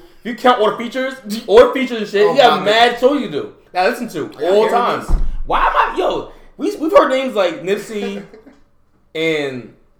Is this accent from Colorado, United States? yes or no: no; New York, United States; I'm from New York?